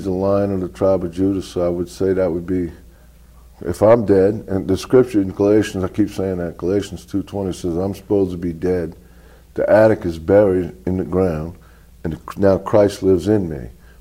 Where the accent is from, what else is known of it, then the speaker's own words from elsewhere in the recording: New Orleans, Louisiana, United States; Born and raised in New Orleans